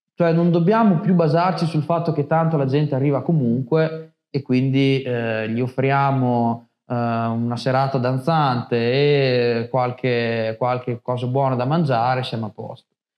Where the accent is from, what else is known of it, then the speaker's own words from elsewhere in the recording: Montombraro, Emilia-Romagna, Italy; Io sono di Montombraro